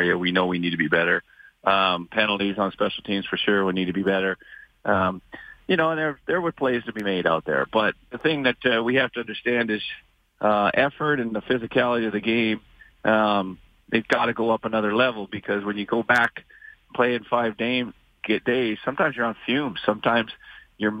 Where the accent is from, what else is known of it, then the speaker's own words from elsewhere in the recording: Great Falls, Montana, United States; I grew up in Great Falls. It's a heavy Air Force.